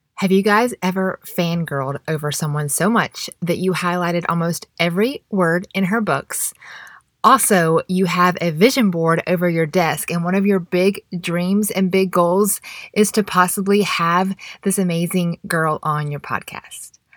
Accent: Mableton, Georgia, United States; also born or lived in Marietta, Georgia / Statesboro, Georgia; I actually grew up in Mableton until seventh grade. We moved to Marietta.

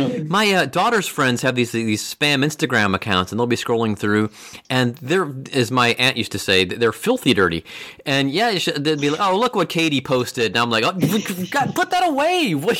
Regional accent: Cleveland, Ohio, United States; now in Cincinnati, United States; I've only lived here 25 years. I'm from Cleveland originally.

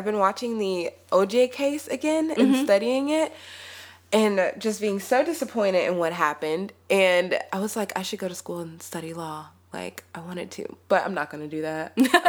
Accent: Houston, Texas, United States; I'm from Houston

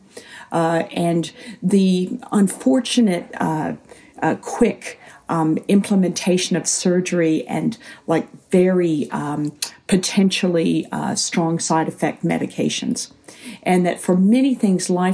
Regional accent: United States; moved away as an adult; also born or lived in Scotland / England / Australia; now in New Zealand; growing up in the States

